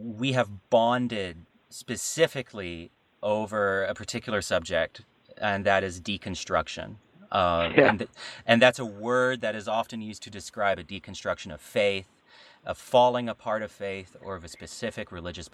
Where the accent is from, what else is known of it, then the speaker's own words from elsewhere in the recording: the South, United States; we grew up in the South, in Pentecostal and charismatic cultures